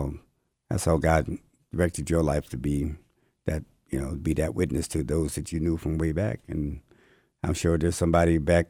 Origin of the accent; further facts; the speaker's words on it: New Jersey, United States; I'm from East Coast, New Jersey, so I don't run into people who I did not know before Christ.